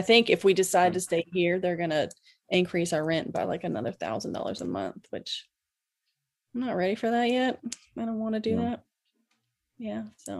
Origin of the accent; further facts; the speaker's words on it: Hilton Head, South Carolina, United States; also born or lived in Savannah, Georgia; now in Charleston, United States; I was born in Savannah, moved to Hilton Head when I was Hilton Head, South Carolina, when I was 10, and then moved here, I guess, 13 years ago. So I've been in the low country area my whole life.